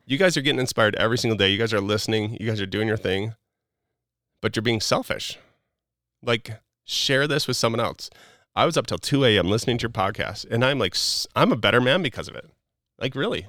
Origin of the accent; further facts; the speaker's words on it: Wisconsin, United States; moved away; also born or lived in Utah; I grew up in Wisconsin, like, just living my normal life and being what I felt like was kind of balanced to moving to Utah